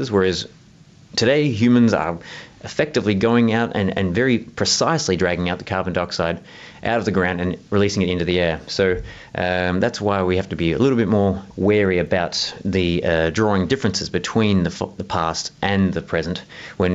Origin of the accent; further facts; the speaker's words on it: Southeast Australia, Australia; in Southeast Australia. That's actually where I'm from. You might have noticed from my accent.